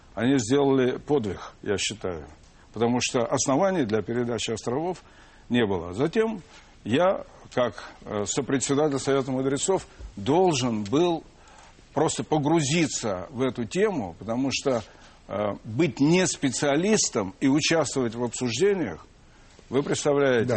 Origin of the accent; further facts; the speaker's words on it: Moscow, Russia; мы, как и все москвичи, в большинстве, по крайней мере, своем, жили достаточно бедно, семья большая